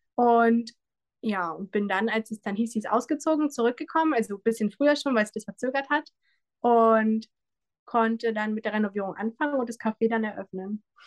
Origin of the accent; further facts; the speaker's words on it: Bad Wilsnack, Brandenburg, Germany; ich stamme aus Großlüben, das ist ein Ortsteil von Bad Wilsnack. Ähm, ich bin lange Zeit weg gewesen und hatte dann die Möglichkeit, wieder zurück in die Heimat zu kommen